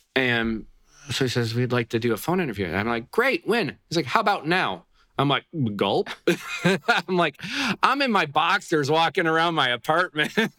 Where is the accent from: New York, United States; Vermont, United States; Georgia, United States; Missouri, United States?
New York, United States; Buffalo; in New York State, which is where I grew up in the Buffalo, New York area